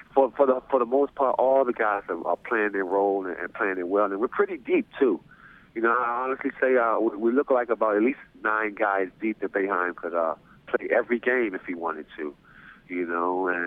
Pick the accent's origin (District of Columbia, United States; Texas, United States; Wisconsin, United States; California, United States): District of Columbia, United States; Washington; I was the head coach for the Maryland Nighthawks, a semi-pro team that's in my hometown, not too far in Washington, D.C.